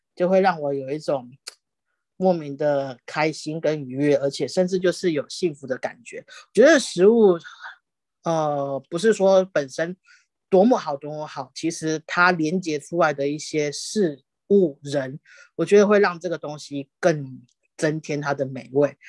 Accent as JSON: {"language": "Chinese", "town": "Dongshi", "country": "Taiwan", "tie": "born or raised there", "said": "小时候住在东市，东市镇"}